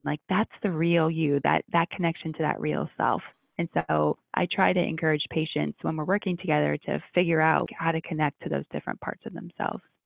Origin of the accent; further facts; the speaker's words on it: Ohio, United States; growing up in Ohio and going to med school there